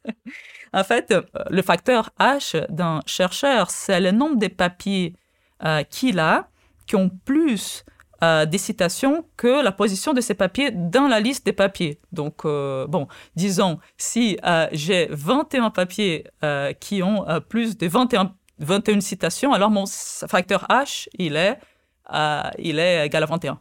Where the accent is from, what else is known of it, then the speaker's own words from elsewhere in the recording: Rio de Janeiro, Brazil; first language Portuguese; French is a second language; now in France; je suis né au Brésil